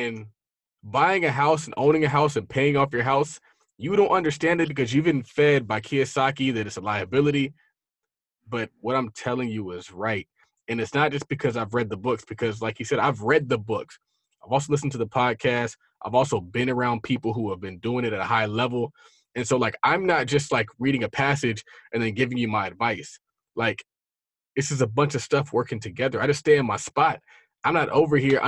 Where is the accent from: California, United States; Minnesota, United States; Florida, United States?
California, United States; San Diego; I'm from San Diego